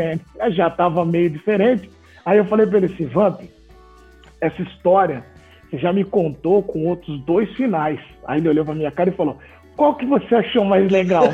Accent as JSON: {"language": "Portuguese", "region": "São Paulo", "country": "Brazil", "also_born_or_lived": "Campinas", "said": "Eu sou de São Paulo, da capital"}